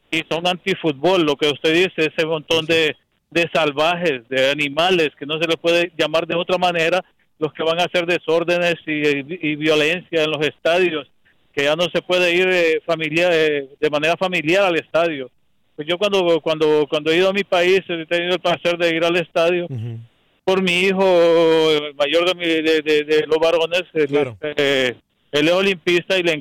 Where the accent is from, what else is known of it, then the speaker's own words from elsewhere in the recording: Honduras; moved away; yo soy hondureño